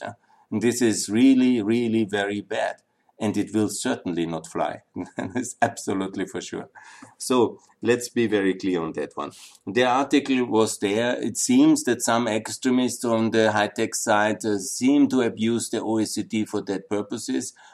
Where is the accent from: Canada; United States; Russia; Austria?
Austria; my home country, Austria